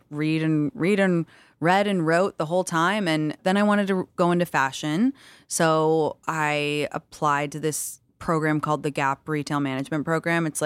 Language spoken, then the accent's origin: English; London, United Kingdom; moved away as an adult; parents are American, but I grew up in London until I was 19. Did you ever have an accent? I did. Yeah, I did, and I lost it stupidly.